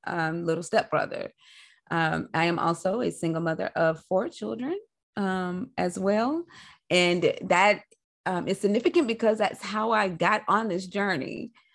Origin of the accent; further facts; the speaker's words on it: Nashville, Tennessee, United States; I'm a Nashville native